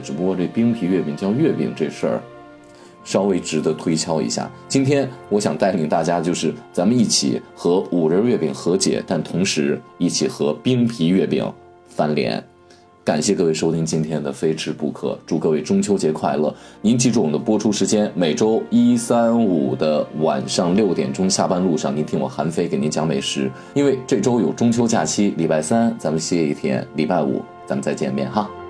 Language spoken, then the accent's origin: Chinese; northern China, China; 我是一个北方人